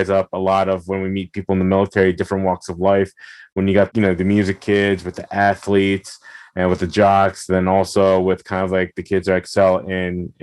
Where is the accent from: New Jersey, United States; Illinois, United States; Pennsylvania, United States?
New Jersey, United States; Belleville; I was born and raised in Belleville, New Jersey.